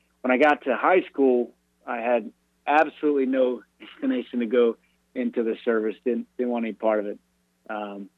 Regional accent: Greenville, North Carolina, United States; moved away as an adult; also born or lived in Camp Lejeune, North Carolina; now in Annapolis, United States; I'm from Greenville, born and raised, went to St. Peter's, and then went to Rose High School

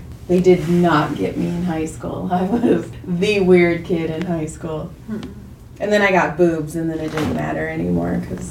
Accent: Madera, California, United States; We're from Madera, Fresno.

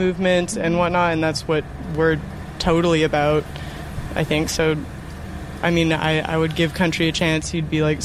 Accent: Calgary, Alberta, Canada; now in Vancouver, Canada; I grew up in Calgary

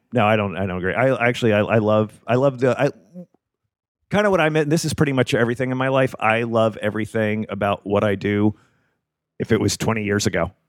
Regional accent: Memphis, Tennessee, United States; I'm from Memphis

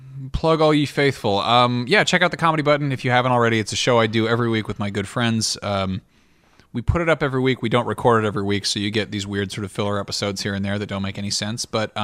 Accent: France; born there; I was born in France, but my mom had regular Babar books growing up

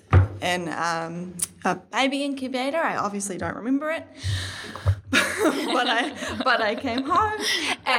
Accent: Auckland, New Zealand; also born or lived in Warkworth; I am from Auckland. I was born at National Women's Hospital

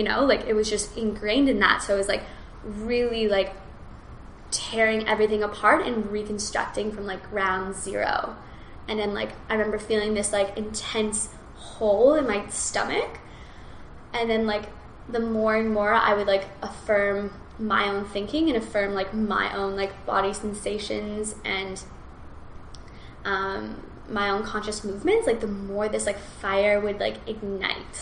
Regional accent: Kelowna, British Columbia, Canada; I was in my hometown. I was just like in Kelowna

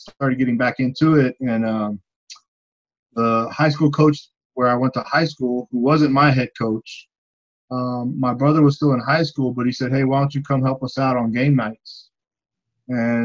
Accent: Austin, Texas, United States; I grew up in South Austin, Southeast Austin area. Went to Johnston High School.

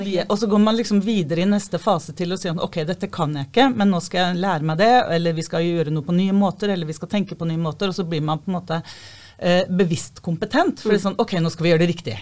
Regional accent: Fredrikstad, Østfold, Norway; Jeg kommer fra Kråkerøy eh, i Fredrikstad

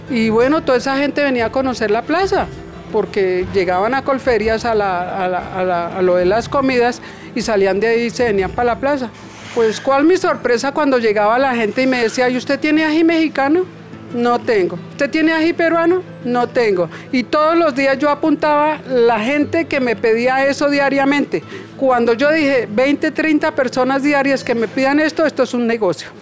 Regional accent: Bogotá, Colombia; yo soy de aquí de Bogotá

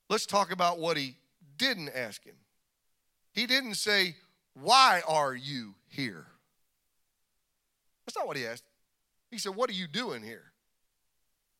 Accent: Kansas, United States; I was born in Kansas. Ain't no walls out there

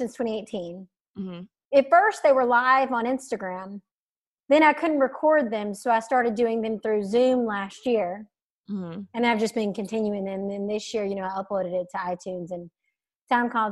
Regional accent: Alabama, United States; I grew up in Alabama

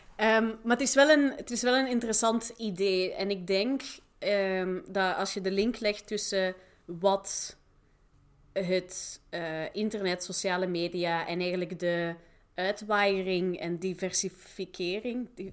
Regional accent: Flanders, Belgium; moved away as an adult; also born or lived in Manchester / Leiden; ik ben zelf Vlaming

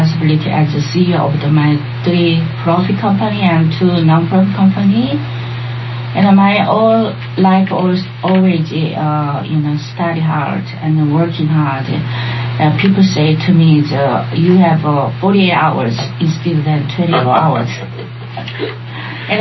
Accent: Seoul, South Korea; English is a second language; now in United States; I'm an immigrant from Seoul, Korea.

